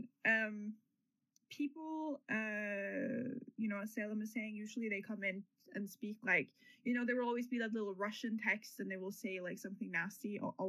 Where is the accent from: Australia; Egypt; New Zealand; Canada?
New Zealand; I just have a bunch of Norwegian flags everywhere right now. But I'm from New Zealand.